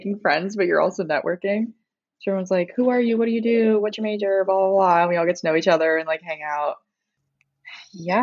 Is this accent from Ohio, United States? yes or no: no; Connecticut, United States; moved away as an adult; now in Los Angeles, United States; where are you from? I was like, Connecticut.